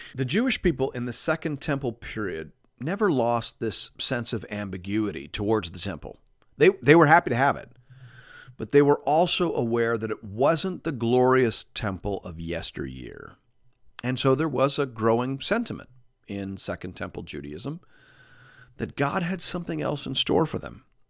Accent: Canada; as a Canadian

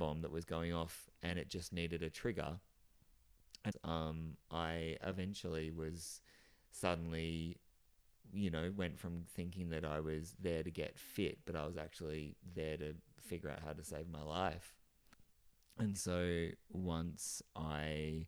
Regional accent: Geelong, Victoria, Australia; now in Melbourne, Australia; And I live in Melbourne, and I'm originally from Geelong, just outside of Melbourne.

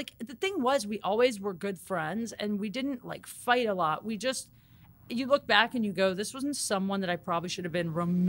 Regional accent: Canton, Ohio, United States; now in Los Angeles, United States; my whole family still lives in Ohio.

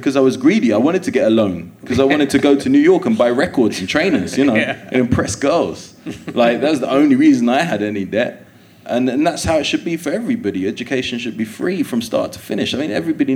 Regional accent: London, United Kingdom; I was born in Willesden

